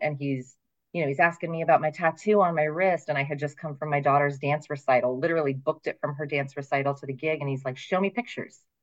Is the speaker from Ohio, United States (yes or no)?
yes; Ohio, United States; moved away as an adult; also born or lived in Pennsylvania; now in Phoenix, United States; I actually um, was born in Pennsylvania, very northeastern Pennsylvania, but I moved to Ohio when I was six weeks old. So I say that I'm from Ohio, essentially. Right. Um, and I lived there until I was 26.